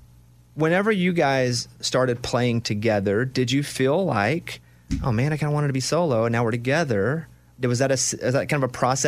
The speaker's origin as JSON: {"language": "English", "region": "Arkansas", "country": "United States", "tie": "born or raised there", "said": "I feel the same way about Arkansas. Anywhere in Arkansas that's like my"}